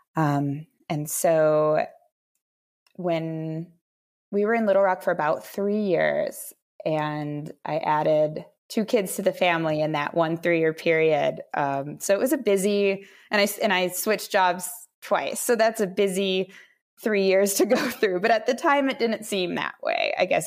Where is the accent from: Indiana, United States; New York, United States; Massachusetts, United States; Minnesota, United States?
Minnesota, United States; moved away as an adult; also born or lived in Florida / Texas / Washington D.C.; I'm originally born and raised in Minnesota